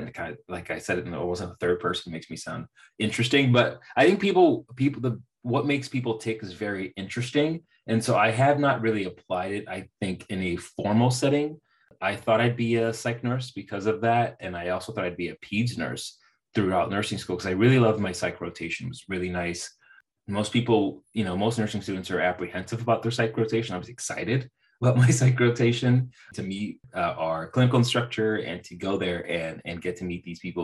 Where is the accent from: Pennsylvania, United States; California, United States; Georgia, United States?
California, United States; Bay Area of; also born or lived in Central Valley, California; I grew up in the Bay Area of California, and then I moved to the Central Valley for college